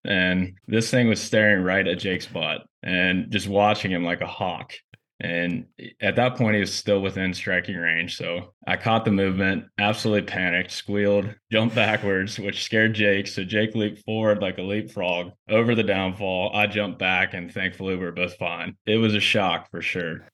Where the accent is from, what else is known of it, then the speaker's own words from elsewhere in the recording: Ohio, United States; I'm from Ohio.